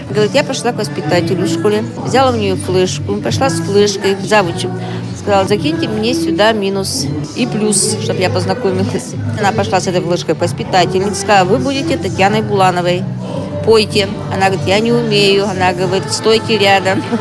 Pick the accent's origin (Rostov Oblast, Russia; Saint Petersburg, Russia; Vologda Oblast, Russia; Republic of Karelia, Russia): Republic of Karelia, Russia; Kondopoga; Я приехала из Карелии, города Кондопога.